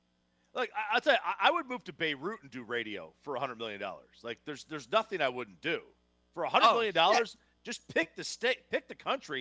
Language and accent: English; New Jersey, United States; now in Knoxville, United States; I grew up in New Jersey. It took me at least 10 years to get rid of the accent. And I still have traces of it, I think.